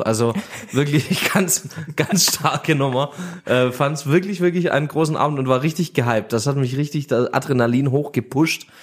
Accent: Göppingen, Baden-Württemberg, Germany; aus der Region bei uns in Göppingen

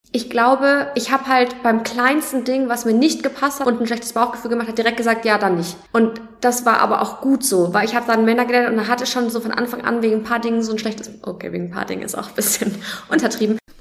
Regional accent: Nuremberg, Bavaria, Germany; Ich komme aus Nürnberg

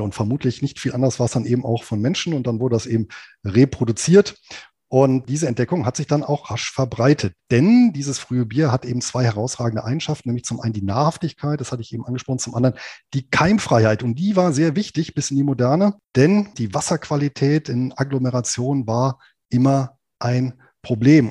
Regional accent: southern Lower Saxony, Germany; hier in meiner Heimatregion in Südniedersachsen

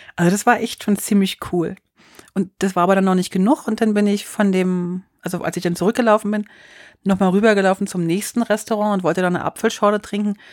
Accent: Bern, Switzerland; dann bin ich schon in meinem Heimatkanton

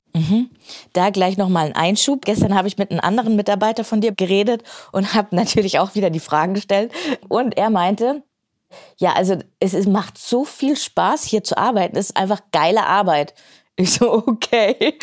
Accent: Main-Tauber-Kreis, Baden-Württemberg, Germany; hier in meiner Heimat, in wunderschönen main tauberkreis

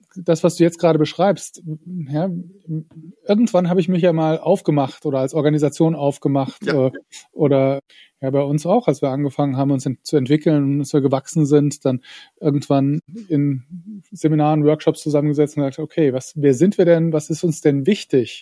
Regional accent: Saarland, Germany; ich als Saarländer

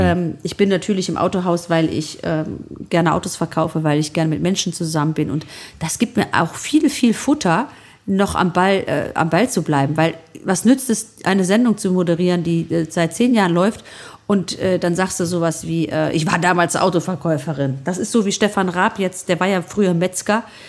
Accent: Solingen, North Rhine-Westphalia, Germany; also born or lived in village near Thessaloniki, Greece (family origin); Ich in Solingen

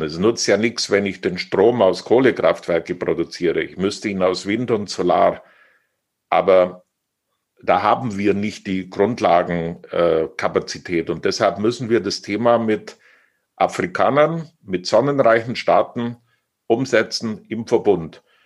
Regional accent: Oberstdorf, Bavaria, Germany; meine Heimat

